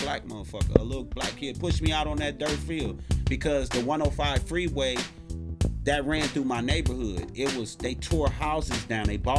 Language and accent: English; Los Angeles, California, United States; I was born in the Nickersons.